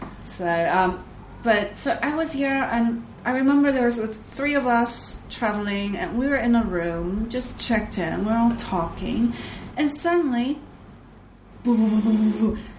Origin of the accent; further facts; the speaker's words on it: Atlanta, Georgia, United States; moved away; also born or lived in Taipei; I grew up basically in Atlanta, Georgia.